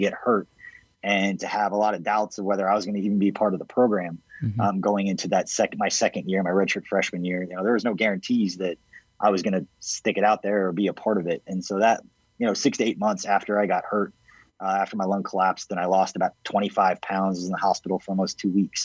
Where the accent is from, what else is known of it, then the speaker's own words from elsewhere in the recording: Kansas City, United States; growing up in the Kansas City area